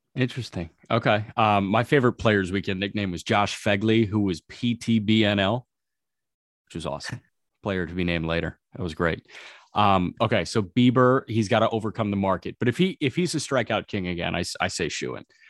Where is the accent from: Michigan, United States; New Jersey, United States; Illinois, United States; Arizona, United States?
Illinois, United States; Chicago; speaking as a Chicagoan